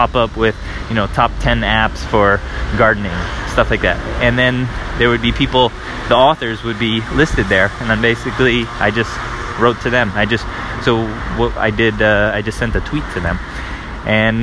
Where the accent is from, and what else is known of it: United States; moved away as an adult; now in Paris, France